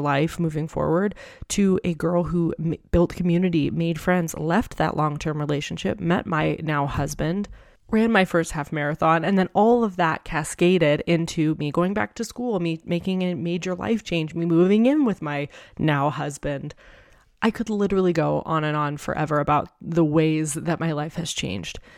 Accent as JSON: {"language": "English", "region": "New Hampshire", "country": "United States", "tie": "born or raised there", "also_born_or_lived": "Tucson", "moved": "as an adult", "said": "I had lived the first twenty-four years of my life in New Hampshire with my family"}